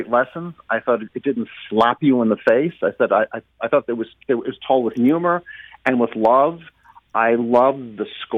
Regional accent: New York, United States; moved away as an adult; now in St. Louis, United States; I was born and raised in New York

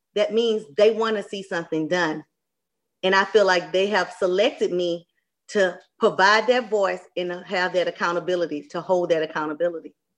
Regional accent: Port Arthur, Texas, United States; moved away as an adult; also born or lived in Nashville, Tennessee; now in St. Louis, United States; a true Southern girl, born and raised in Port Arthur, Texas

